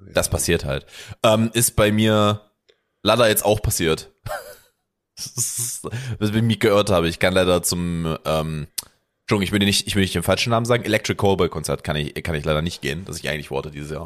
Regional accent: Germany; als Deutscher

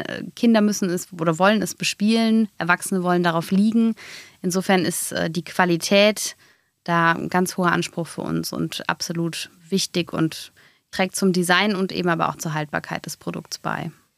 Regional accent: Hennef, North Rhine-Westphalia, Germany; Wir kommen beide aus Hennef

